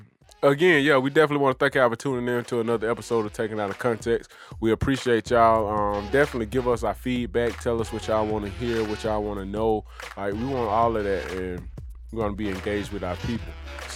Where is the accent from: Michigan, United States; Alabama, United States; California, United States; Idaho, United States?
Alabama, United States; Birmingham; from Birmingham.